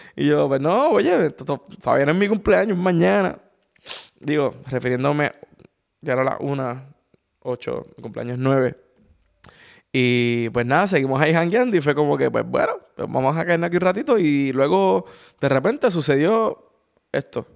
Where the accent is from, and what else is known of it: Puerto Rico; now in Madrid, Spain